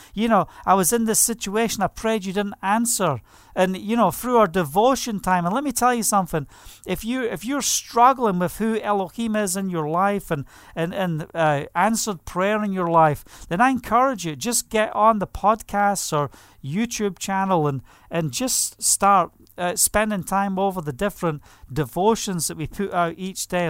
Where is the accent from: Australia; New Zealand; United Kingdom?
United Kingdom; Scotland; moved away as an adult; now in Israel; I was brought up in Scotland